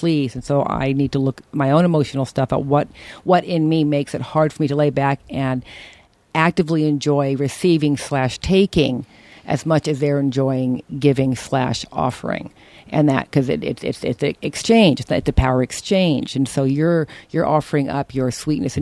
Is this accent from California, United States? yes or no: yes; Berkeley, California, United States; the shit I grew up with in Berkeley